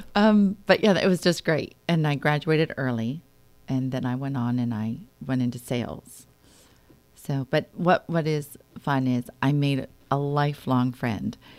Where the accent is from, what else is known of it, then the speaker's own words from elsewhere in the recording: Wayne, Pennsylvania, United States; I grew up in Wayne, Pennsylvania